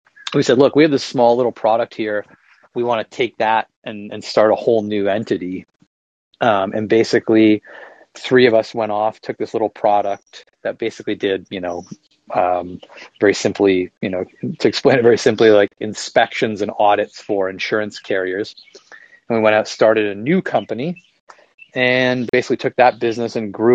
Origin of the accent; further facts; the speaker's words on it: just outside of Toronto, Ontario, Canada; moved away as an adult; now in Charleston, United States; I'm Canadian. I'm from just outside of Toronto, and now I live in South Carolina, actually in the US.